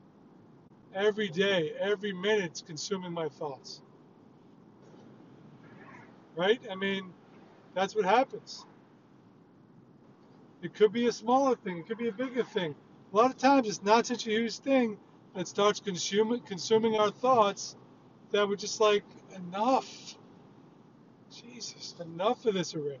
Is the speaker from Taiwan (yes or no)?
no; New York, United States; I grew up in a hostile, loud, combative environment where I'm a peacenik. And I'm surrounded by people growing up in New York